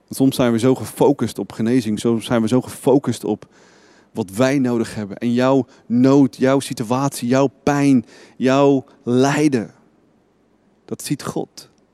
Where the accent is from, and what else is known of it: Netherlands